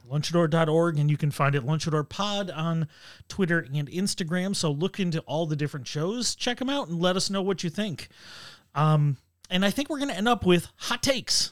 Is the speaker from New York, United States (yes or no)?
yes; Buffalo, New York, United States; now in Rochester, United States; I grew up in Buffalo. I've lived here for twenty years now